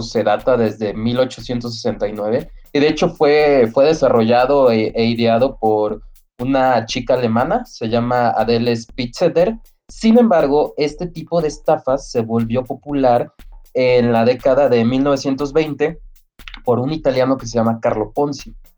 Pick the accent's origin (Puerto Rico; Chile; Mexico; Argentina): Mexico